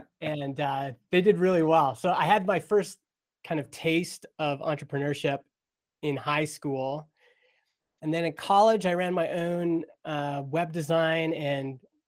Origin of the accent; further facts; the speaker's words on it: Stony Plain, Alberta, Canada; I grew up in Stony Plain, Alberta, little town west of Edmonton. It was little when I was growing up there. When I was growing up there, it was like a dusty agriculture town.